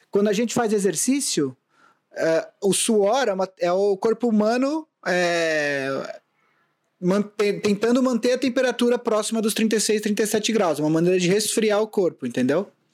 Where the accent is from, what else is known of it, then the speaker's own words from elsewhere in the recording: São Paulo, Brazil; also born or lived in Vila Mariana, São Paulo; é Vila Mariana by way of Vila Mascote, que é onde eu fui criado